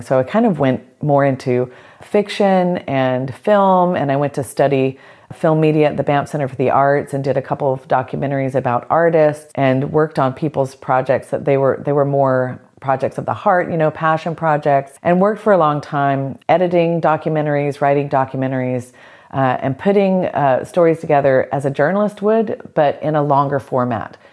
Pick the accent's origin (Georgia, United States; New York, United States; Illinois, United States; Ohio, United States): Georgia, United States; South; growing up in the South, growing up in South Georgia in a tiny town